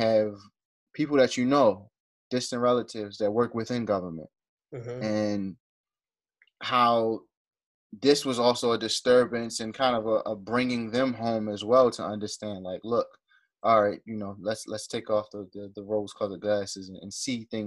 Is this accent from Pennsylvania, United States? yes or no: no; Baltimore, Maryland, United States; we're from Baltimore